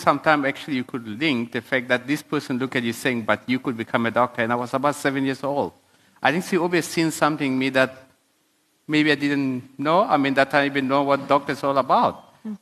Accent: South Sudan; now in South Africa; when I was growing up in South Sudan.

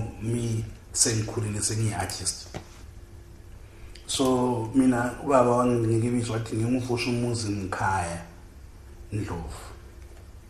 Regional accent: Bulawayo, Zimbabwe; accent: Ndebele; I was born and raised in Bulawayo. I grew up in Chabalala

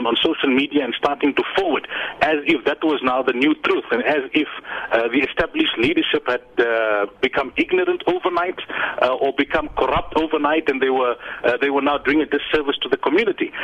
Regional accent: South Africa; the Muslim community in our country

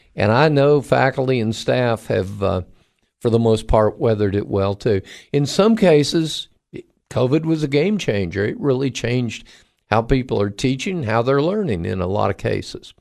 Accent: Cocoa, Florida, United States; moved away; I grew up in Florida and, and, um, graduate of Cocoa High School

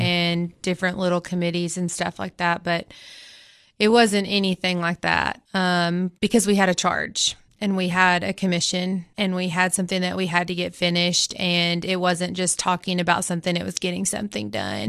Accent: Baxter, Tennessee, United States; I'm also from Baxter originally

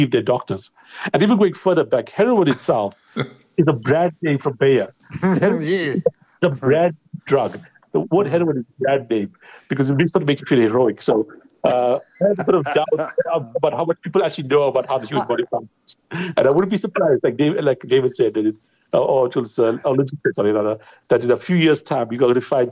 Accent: India; now in South Africa; I grew up in India

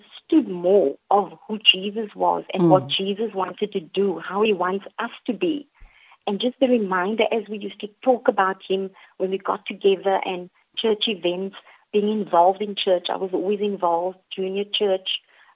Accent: Cape Town, Western Cape, South Africa; also born or lived in Mitchells Plain, Cape Town; I grew up in District 6, and I attended the Holy Cross Primary School.

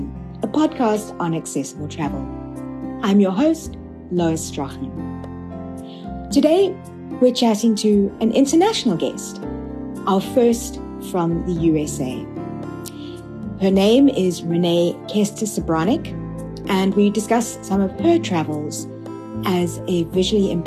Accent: South Africa; being a South African

